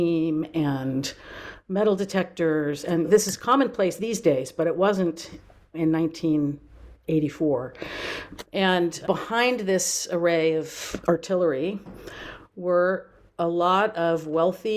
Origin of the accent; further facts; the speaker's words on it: Napa Valley, California, United States; moved away as an adult; also born or lived in Durham, North Carolina / Baltimore, Maryland; I grew up in the Napa Valley, which is where I am now